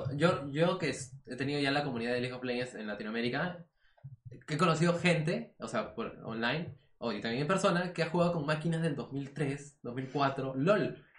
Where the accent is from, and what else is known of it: Peru